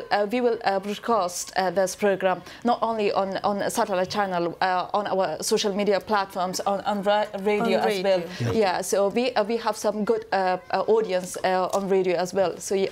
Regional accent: Paktia, Afghanistan; moved away as an adult; I'm from Paktia province, so my cousins back in Paktia

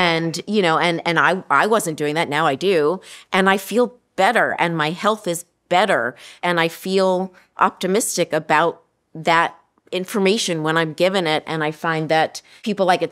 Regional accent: Central Florida, United States; I grew up in Central Florida

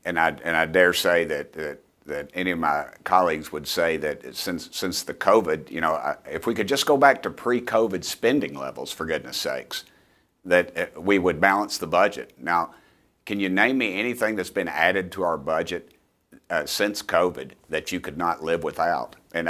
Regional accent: Tennessee, United States; I'm from East Tennessee, I know you're a Jersey girl, hardworking people, ma'am

